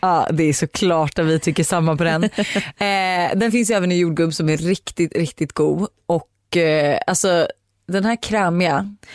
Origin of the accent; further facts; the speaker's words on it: Danderyd, Stockholm County, Sweden; also born or lived in Australia; now in Sollentuna, Sweden; jag är uppvuxen i Danderyd